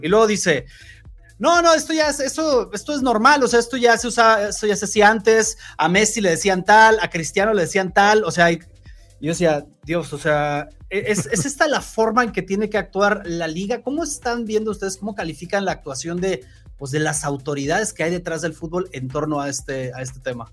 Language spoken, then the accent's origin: Spanish; Mexico; yo como mexicano